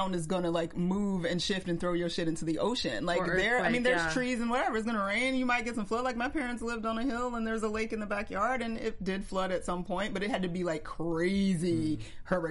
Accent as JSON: {"language": "English", "town": "Atlanta", "region": "Georgia", "country": "United States", "said": "I'm from Atlanta"}